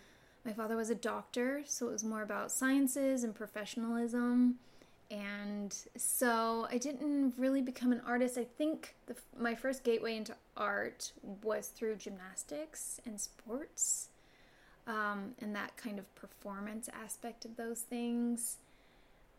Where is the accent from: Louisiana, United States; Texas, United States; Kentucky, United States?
Kentucky, United States; Harlan; I grew up in Harlan, Kentucky, which is a really small coal